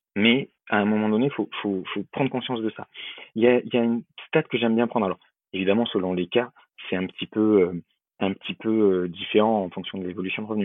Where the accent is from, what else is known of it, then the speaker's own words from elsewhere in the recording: Bordeaux, Nouvelle-Aquitaine, France; moved away; also born or lived in Lyon; je suis bordelais d'origine, donc le truc que tout le monde appelle pain au chocolat, chez moi c'est une chocolatine